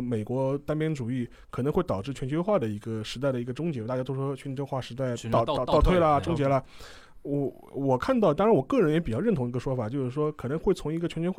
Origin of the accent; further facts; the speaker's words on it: China; 我们中国人